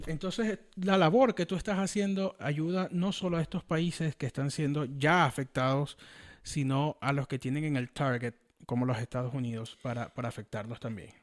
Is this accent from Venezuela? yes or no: yes; Venezuela; now in United States; a mí me preocupa mucho como venezolano